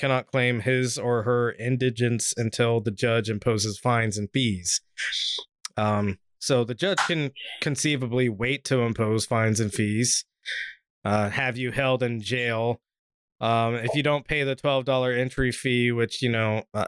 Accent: Washington, United States; my home state of Washington

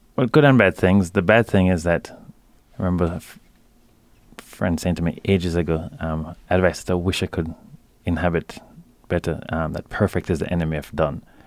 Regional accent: Jamaica; growing up in Jamaica as I did

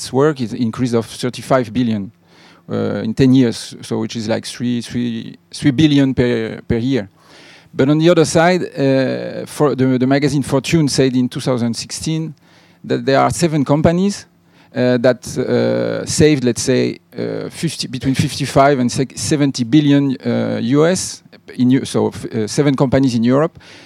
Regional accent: Haiti; I come from Haiti

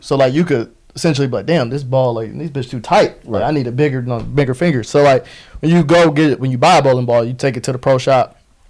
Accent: Romulus, Michigan, United States; I'm from Romulus.

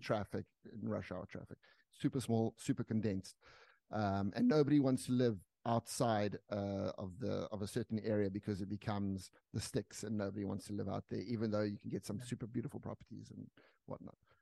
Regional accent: South Africa; moved away as an adult; I'm from South Africa

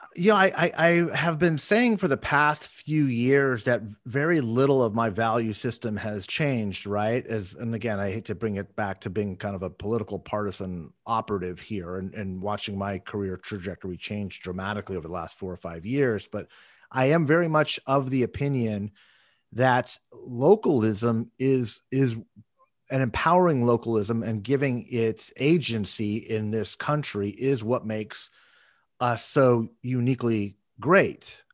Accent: Moorpark, California, United States; I grew up in Ventura County. I grew up in a little city called Moore Park

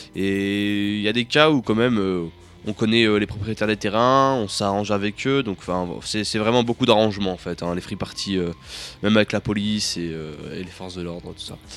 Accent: Grenoble, Auvergne-Rhône-Alpes, France; je viens de Grenoble

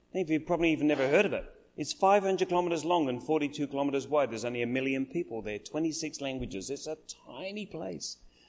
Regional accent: Adelaide, South Australia, Australia; now in Melbourne, Australia; had been there, and we came back to Adelaide. We live in Melbourne now. We've lived everywhere. We're kind of from Adelaide.

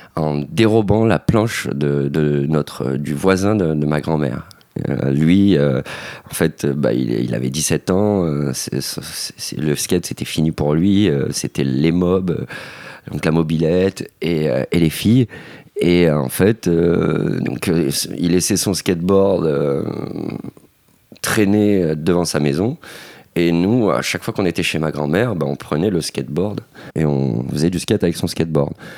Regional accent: Gardanne, Provence-Alpes-Côte d'Azur, France; on s'est inscrit au club Moustique Team de Gardanne.

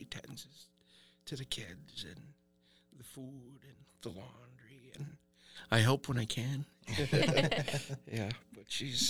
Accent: Sawyer, Minnesota, United States; I grew up in Sawyer.

